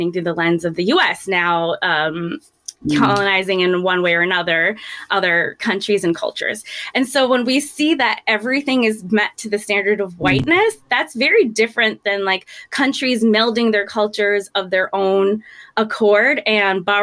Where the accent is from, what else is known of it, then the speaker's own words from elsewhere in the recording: United States; also born or lived in Gujarat; even though I was born here.